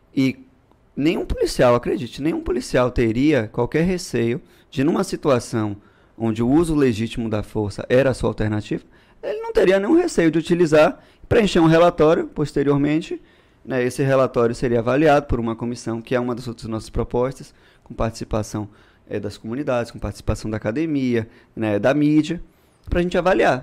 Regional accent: Bahia, Brazil; also born or lived in São Paulo; eu voltei para cá com três anos de idade e tô aqui toda a vida

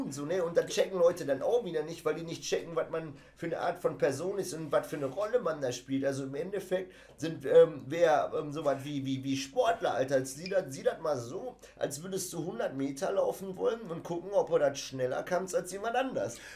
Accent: North Rhine-Westphalia, Germany; ich bin mit dem Scheiß im Ruhrpott aufgewachsen

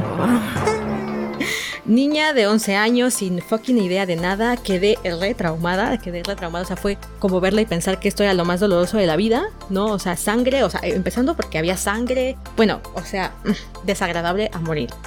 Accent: Mexico; soy de México, soy mexicana

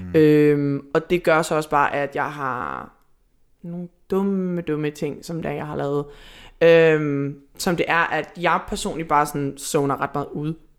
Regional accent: Hvidovre, Capital Region of Denmark, Denmark; Siden jeg var 14, jeg er fra Hvidovre

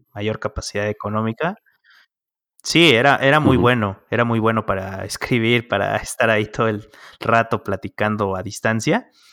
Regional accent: Mexico; acá en México

